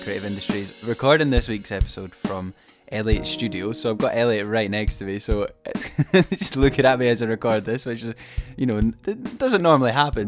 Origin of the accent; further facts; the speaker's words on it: Fife, Scotland, United Kingdom; I'm from Fife in Scotland